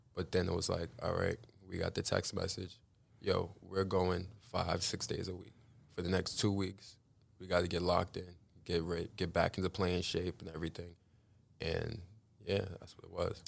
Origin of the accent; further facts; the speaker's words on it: New York City, New York, United States; I grew up in Larlton, Queens.